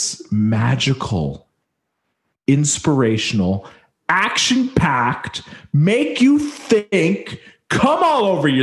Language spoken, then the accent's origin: English; Canada; I'm French Canadian